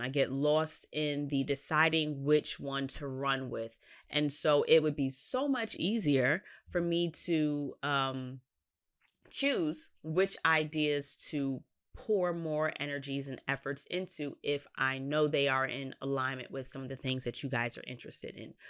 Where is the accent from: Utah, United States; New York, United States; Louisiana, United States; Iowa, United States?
New York, United States; New York City; as a New Yorker